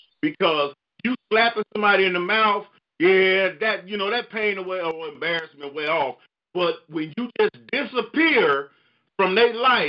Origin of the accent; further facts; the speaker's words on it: Chicago, Illinois, United States; I'm from Chicago. I'm from Inglewood.